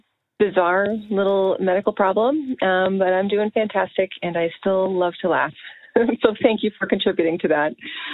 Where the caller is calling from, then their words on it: Milton, Massachusetts, United States; Hi, Dr. Wally and Sean. … I'm from Milton, Massachusetts.